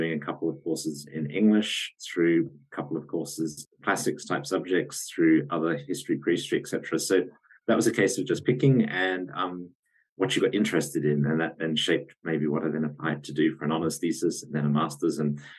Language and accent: English; Australia; I'm Australian by origin.